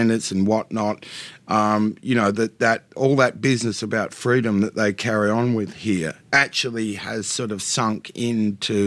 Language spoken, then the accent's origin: English; Australia; moved away as an adult; now in United States; I'm not pretending I'm not an Australian. I very much am